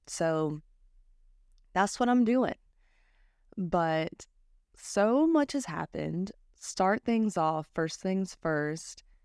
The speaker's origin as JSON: {"language": "English", "country": "United States", "said": "I'm American"}